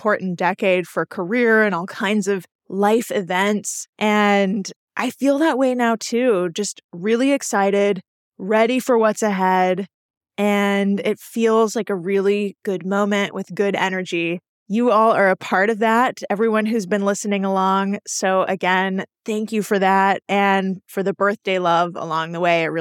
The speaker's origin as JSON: {"language": "English", "town": "Houston", "region": "Texas", "country": "United States", "tie": "born or raised there", "moved": "yes", "said": "I was born and raised in Houston"}